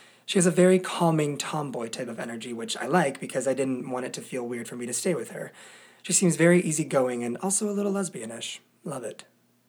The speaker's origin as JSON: {"language": "English", "country": "United States", "said": "I talk about the fact that I'm from America, which the boys both love."}